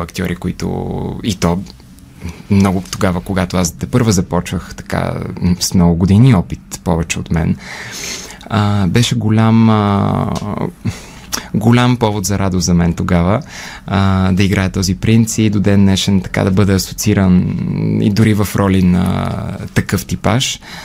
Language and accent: Bulgarian; Bulgaria; also born or lived in United Kingdom; горд като българин